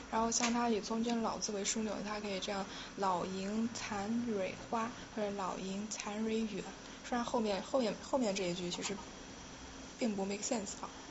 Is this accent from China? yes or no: yes; Yunnan, China; 我是云南人嘛